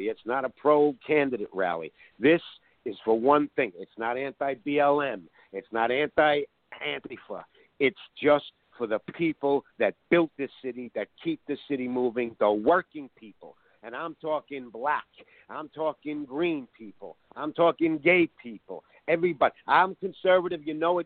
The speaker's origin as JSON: {"language": "English", "region": "New York", "country": "United States", "said": "I'm a New Yorker and an artist."}